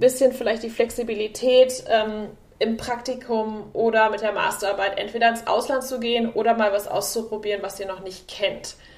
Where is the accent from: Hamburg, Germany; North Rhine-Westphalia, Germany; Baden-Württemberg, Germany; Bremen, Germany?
North Rhine-Westphalia, Germany; Münster; moved away as an adult; now in San Francisco, United States; ich komme aus Münster, also ich bin quasi das Mädchen vom Lande